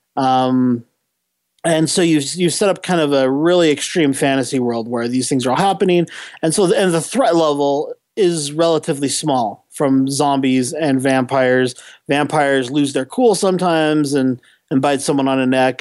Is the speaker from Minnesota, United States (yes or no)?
no; San Diego, California, United States; I grew up in San Diego for a, uh-huh. a big portion of my childhood